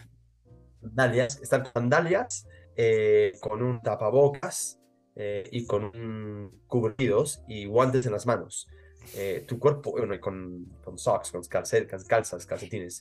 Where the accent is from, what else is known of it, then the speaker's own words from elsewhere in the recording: Mexico; como diríamos en México, yo soy mexicano